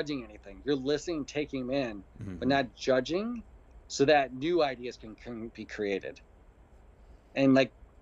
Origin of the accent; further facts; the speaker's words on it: Cheektowaga, New York, United States; moved away as an adult; now in Austin, United States; my hometown of Cheektowaga, New York